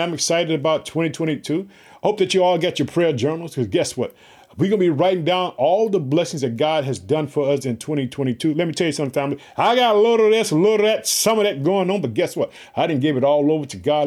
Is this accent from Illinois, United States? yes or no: yes; Illinois, United States; also born or lived in Chicago, Illinois